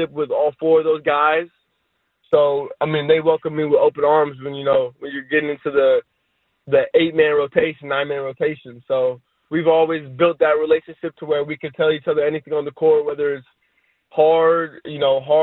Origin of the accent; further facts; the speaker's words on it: California, United States; I was born in California. I was raised in California, and I've only lived in California